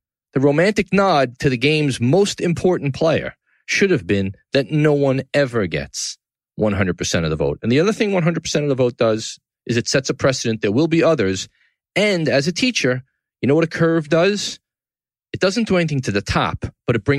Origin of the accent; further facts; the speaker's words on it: New York City, New York, United States; From the Gotham Podcast Studio in the heart of downtown New York City, my hometown, Tribeca